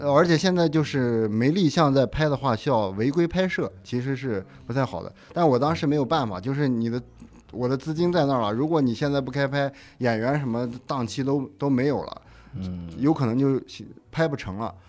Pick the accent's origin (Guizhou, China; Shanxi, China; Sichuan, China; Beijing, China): Shanxi, China; 然后本身我是山西人嘛